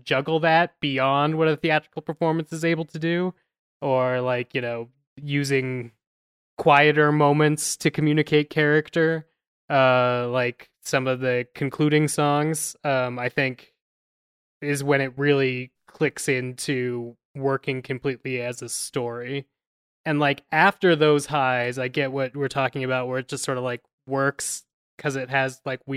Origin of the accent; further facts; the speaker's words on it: Colorado, United States; growing up, as we all were, but was in Colorado